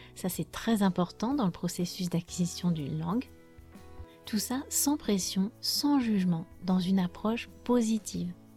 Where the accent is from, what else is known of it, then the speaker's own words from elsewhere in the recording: France; je suis française